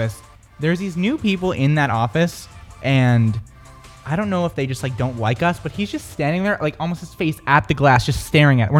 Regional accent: Merrimack, New Hampshire, United States; I'm actually from Merrimack, New Hampshire

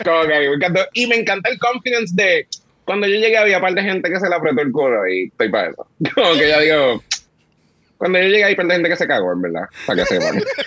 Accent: Puerto Rico; los boricuas somos así

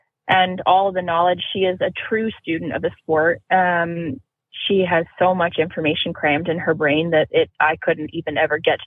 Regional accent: Pittsburgh, Pennsylvania, United States; I grew up in Pittsburgh

